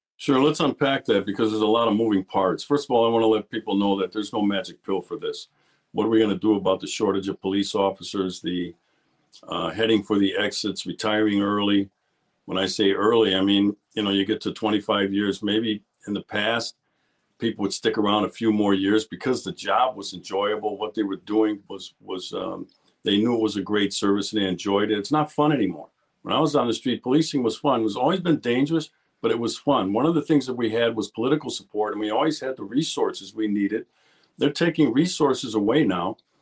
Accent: Milwaukee, Wisconsin, United States; I'm born and raised in Milwaukee, Wisconsin, so I'm a hometown boy

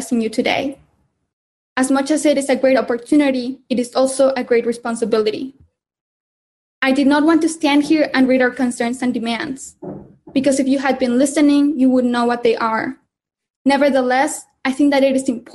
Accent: Mexico; I am a climate justice activist born and raised in Mexico

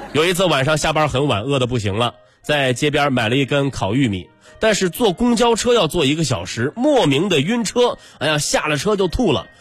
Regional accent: China; 这也是我们中国人最朴素的财富观念

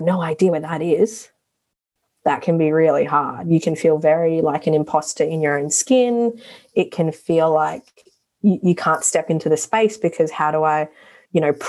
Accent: Darwin, Northern Territory, Australia; moved away as an adult; now in Melbourne, Australia; I grew up in Darwin

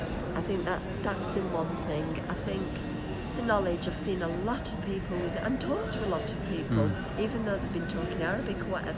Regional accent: England, United Kingdom; No, but we're very English

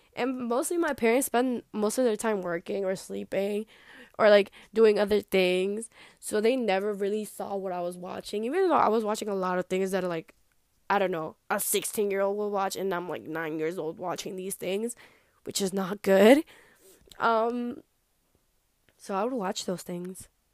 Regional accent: New York, United States; also born or lived in New Jersey / grandparents' country; I was born in New Jersey, I know, and I'm from New York

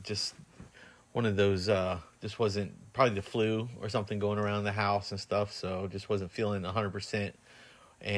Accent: United States; As an American

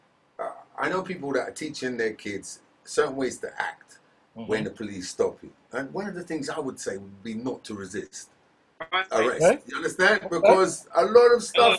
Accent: England, United Kingdom; being English

